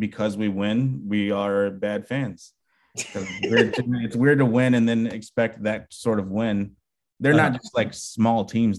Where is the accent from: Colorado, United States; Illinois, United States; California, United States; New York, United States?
Illinois, United States; Chicago; As a Chicagoan